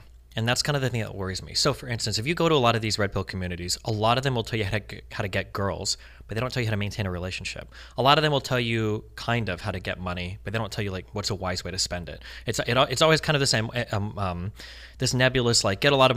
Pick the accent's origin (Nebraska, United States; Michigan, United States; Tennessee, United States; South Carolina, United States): Nebraska, United States; Omaha; moved away as an adult; now in California, United States; I was born and raised in Nebraska, Omaha